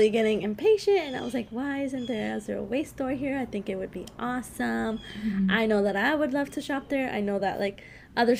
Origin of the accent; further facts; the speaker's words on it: Colombia; moved away; I was born in Colombia, so I am Latina and I speak Spanish with my family